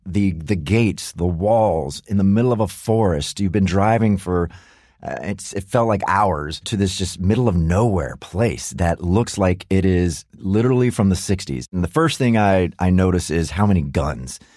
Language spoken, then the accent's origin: English; United States; as an American